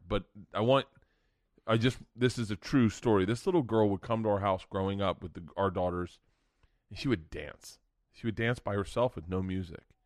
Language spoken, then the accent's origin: English; Tampa, Florida, United States; moved away; I'm from Tampa. I grew up in Tampa when the Bucks sucked